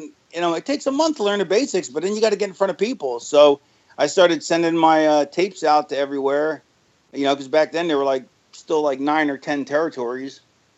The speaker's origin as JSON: {"language": "English", "region": "Florida", "country": "United States", "tie": "born or raised there", "also_born_or_lived": "Philadelphia, United States", "said": "No, I lived in Florida. I grew up in Florida. I was born in Philly and lived there till I was 9."}